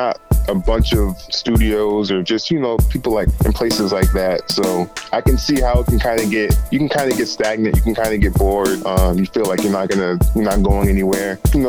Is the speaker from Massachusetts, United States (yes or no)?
yes; Randolph, Massachusetts, United States; so I'm like the other side of the main part of Randolph, but I've been there pretty much my whole life.